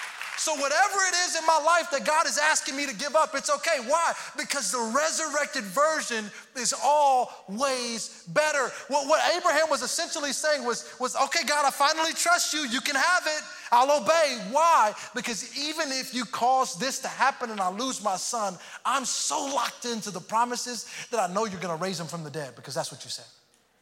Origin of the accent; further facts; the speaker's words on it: Houston, Texas, United States; moved away; also born or lived in Missouri; And I grew up in, I'm from Houston, go Astros. I'm from Houston, but then we moved later on to Missouri, and it was the first time I had experienced snow and seasons.